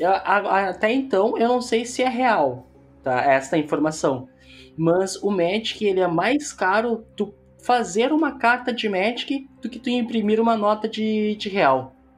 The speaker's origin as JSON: {"language": "Portuguese", "town": "Porto Alegre", "region": "Rio Grande do Sul", "country": "Brazil", "said": "eu sou de Porto Alegre."}